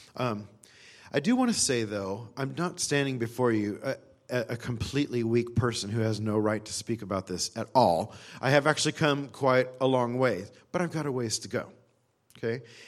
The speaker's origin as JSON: {"language": "English", "region": "California", "country": "United States", "also_born_or_lived": "Texas", "said": "I was from California"}